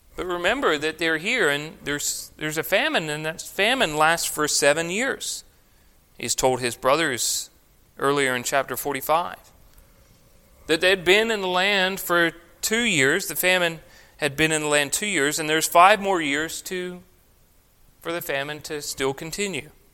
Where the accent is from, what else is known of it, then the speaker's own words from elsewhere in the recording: Victoria, Australia; growing up in Australia, I went through one of the most severe droughts